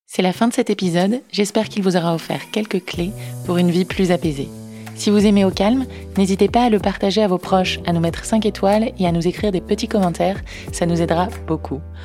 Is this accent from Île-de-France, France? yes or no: no; Breton, Brittany, France; en tant que bretonne